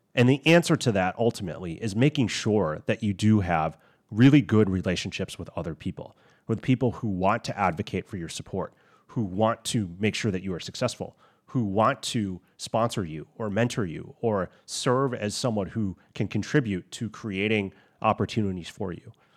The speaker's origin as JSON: {"language": "English", "country": "United States", "said": "I'm Chinese American"}